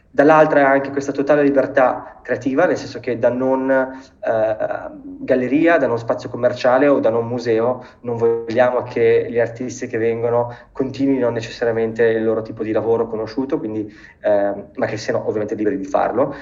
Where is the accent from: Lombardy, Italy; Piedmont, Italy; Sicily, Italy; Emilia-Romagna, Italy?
Lombardy, Italy; Bergamo; moved away as an adult; also born or lived in London / New York; now in Brescia, Italy; nato e cresciuto a Bergamo, al momento però mi trovo a Brescia